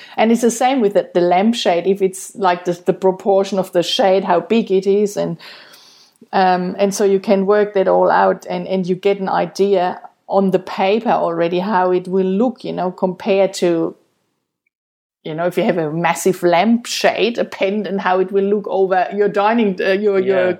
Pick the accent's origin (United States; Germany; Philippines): Germany; moved away; I'm from Germany